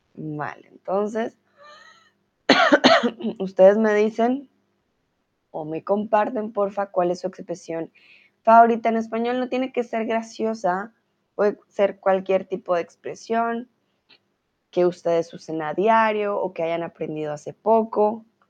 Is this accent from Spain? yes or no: no; Colombia; tutora de español aquí en Chatterbox, soy de Colombia